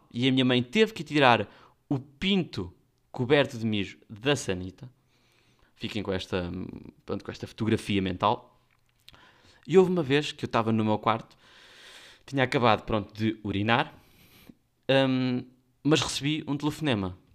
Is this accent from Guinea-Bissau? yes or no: yes; Guinea-Bissau; Nós somos da Guiné e até o Alentejo ainda é um puxão.